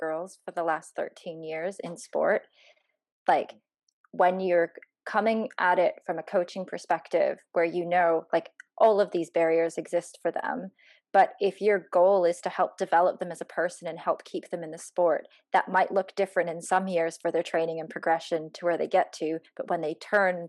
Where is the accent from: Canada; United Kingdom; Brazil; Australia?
Canada; I grew up in Canada